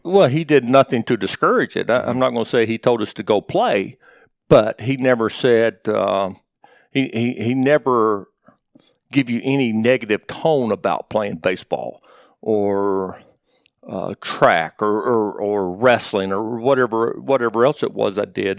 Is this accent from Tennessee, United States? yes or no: yes; Morristown, Tennessee, United States; moved away as an adult; also born or lived in Knoxville, Tennessee; I was born in Morristown, grew up there, and, and uh, was fortunate to live in the same, same town until I went off to college